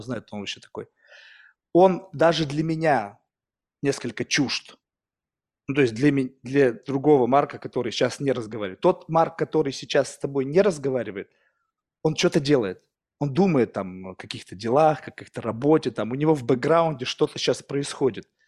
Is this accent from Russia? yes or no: yes; Russia; moved away; also born or lived in United States; я вырос в России